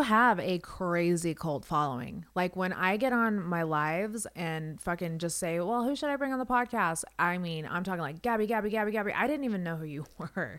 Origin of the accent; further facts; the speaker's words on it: Las Vegas, Nevada, United States; moved away; I'm from Vegas. I actually grew up there